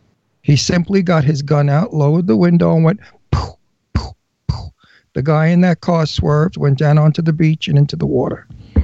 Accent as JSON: {"language": "English", "town": "New York City", "region": "New York", "country": "United States", "moved": "yes", "said": "Well, I'm a wild guinea from Brooklyn. I'm Italian from Brooklyn."}